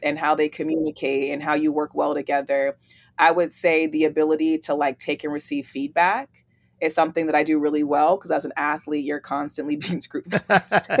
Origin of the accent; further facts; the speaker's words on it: East Palo Alto, California, United States; moved away as an adult; also born or lived in Oregon State University, Oregon; now in Atlanta, United States; I'm from East Palo Alto, California, born and raised in the Bay Area. I moved to Atlanta